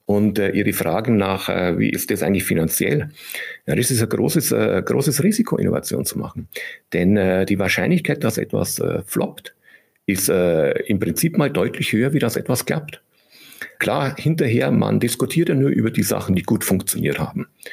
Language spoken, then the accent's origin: German; Germany; bei uns in Deutschland